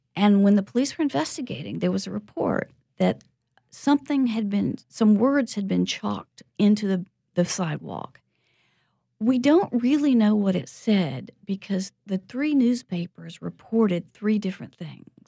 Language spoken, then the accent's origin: English; the Bible Belt, United States; moved away; also born or lived in York, United Kingdom / California; I was brought up in the Bible Belt